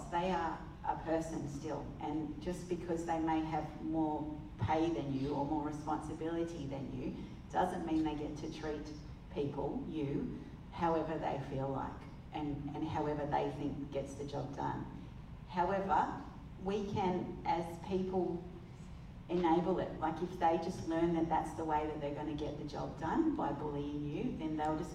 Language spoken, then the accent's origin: English; England, United Kingdom; I'm English